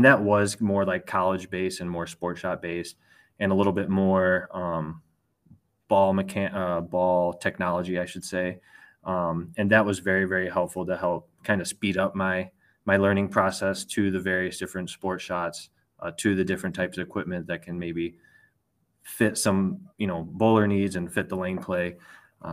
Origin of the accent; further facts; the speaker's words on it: Illinois, United States; also born or lived in Bettendorf, Iowa; I grew up in Illinois.